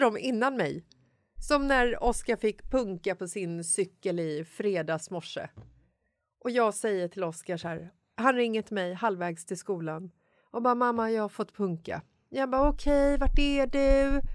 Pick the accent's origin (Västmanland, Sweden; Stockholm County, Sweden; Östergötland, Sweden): Stockholm County, Sweden; Stockholm; jag är från Bagarmossen